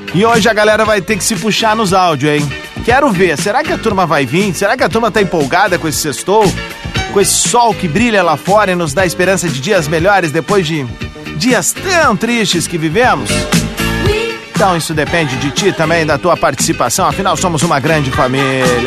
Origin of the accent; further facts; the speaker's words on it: Cerro Largo, Rio Grande do Sul, Brazil; moved away; Cerro Largo, a minha cidade natal, no noroeste do estado